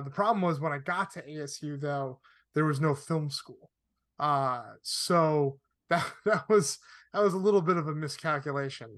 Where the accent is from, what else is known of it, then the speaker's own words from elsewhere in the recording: Connecticut, United States; moved away as an adult; also born or lived in Arizona; now in Los Angeles, United States; I grew up in Connecticut.